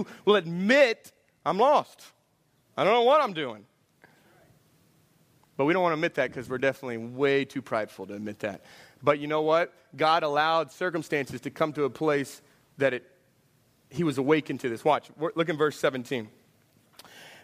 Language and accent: English; Houston, Texas, United States; I'm from Houston